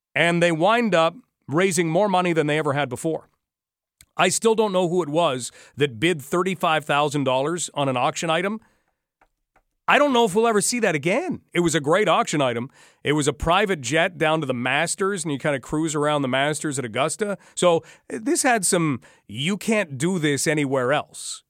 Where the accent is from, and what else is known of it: London, Ontario, Canada